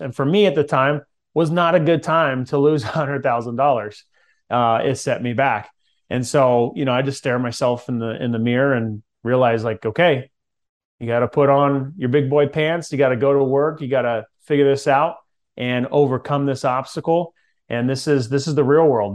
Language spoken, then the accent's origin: English; Central California, United States; I grew up in Central California